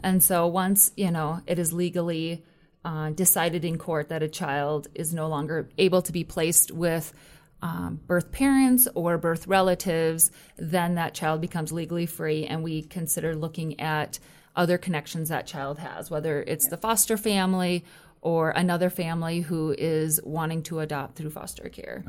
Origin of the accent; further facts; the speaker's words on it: Minnesota, United States; moved away; I'm originally from Minnesota